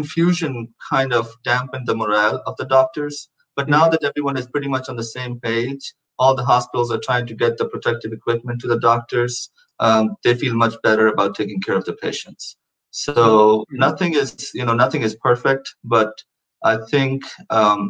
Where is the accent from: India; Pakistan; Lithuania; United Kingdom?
Pakistan; now in Houston, United States; we're both from Pakistan